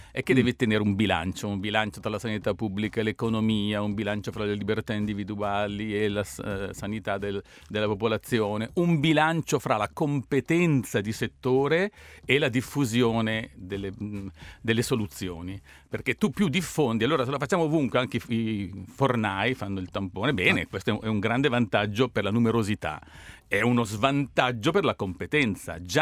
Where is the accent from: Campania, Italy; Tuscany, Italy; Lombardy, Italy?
Lombardy, Italy; western; io sono dell'ovest della